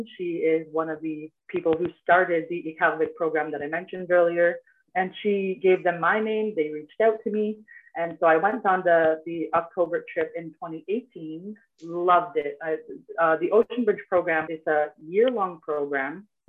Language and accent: English; Cambridge Bay, Nunavut, Canada; I was born and raised here in Cambridge Bay, Nunavut. I am 25 years old.